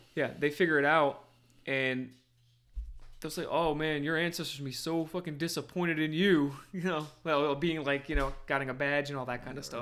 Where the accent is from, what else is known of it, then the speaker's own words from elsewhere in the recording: New Jersey, United States; moved away; growing up in Jersey